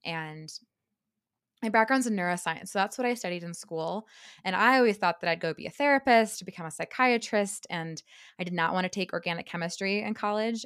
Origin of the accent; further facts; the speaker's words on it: Silicon Valley, the Bay Area, California, United States; I grew up in California. Um, I I'm from the Silicon Valley, the Bay Area